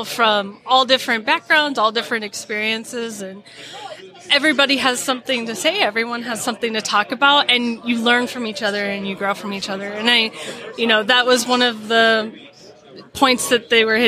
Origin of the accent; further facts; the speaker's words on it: Midwest, United States; I am from the Midwest